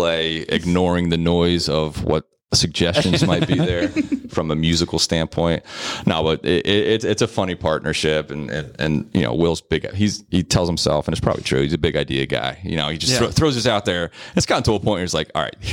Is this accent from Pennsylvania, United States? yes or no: yes; Philadelphia, Pennsylvania, United States; accent: Philly; my Philly accent